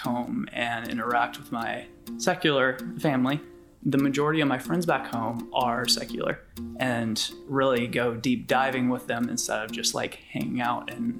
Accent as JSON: {"language": "English", "region": "North Carolina", "country": "United States", "said": "I'm from North Carolina."}